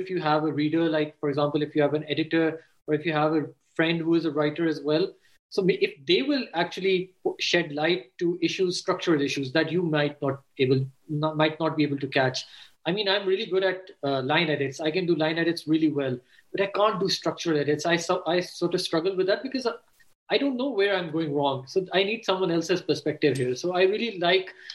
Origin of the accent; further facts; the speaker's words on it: Pakistan; also born or lived in Canada / London, United Kingdom; as Pakistanis, we are very much influenced by our parents